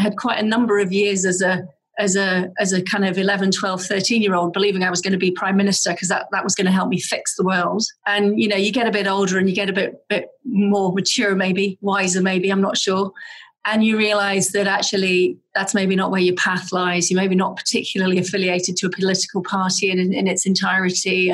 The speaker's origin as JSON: {"language": "English", "town": "Aberdeen", "region": "Scotland", "country": "United Kingdom", "tie": "born or raised there", "moved": "yes", "lives_now": "Seattle, United States", "said": "I grew up in Aberdeen in the north of Scotland"}